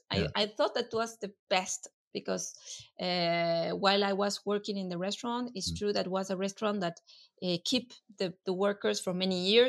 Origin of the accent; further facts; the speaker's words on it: Patagonia, Argentina; English is a second language; moved away as an adult; also born or lived in Buenos Aires, Argentina; now in Valence, France; I was from Patagonia